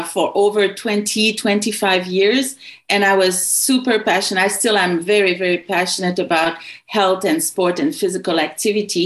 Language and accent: English; Quebec, Canada; When you come from a certain part of the country, like for me in Quebec, I know all about Quebec